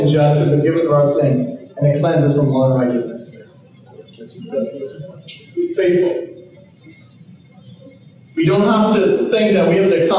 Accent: Bahamas; I'm from the Caribbean, I'm from the Bahamas

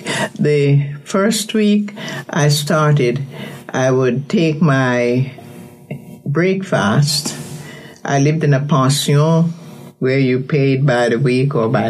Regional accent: Jamaica; moved away as an adult; also born or lived in Haiti; I'm from Jamaica

